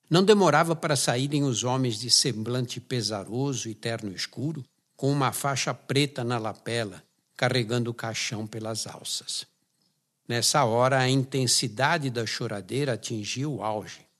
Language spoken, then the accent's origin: Portuguese; São Paulo, Brazil; Pessoalmente, fui marcado pela conotação dramática da morte em minha infância no Brás, habitado por imigrantes oriundos de pequenas aldeias da Itália, de Portugal e Espanha que vinham atrás de trabalho nas fábricas do bairro de São Paulo.